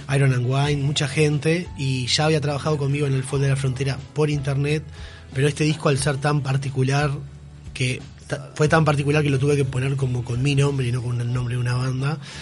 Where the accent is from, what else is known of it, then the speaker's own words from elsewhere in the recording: Aguas Dulces, Rocha, Uruguay; Yo de hecho soy de Aguas Dulces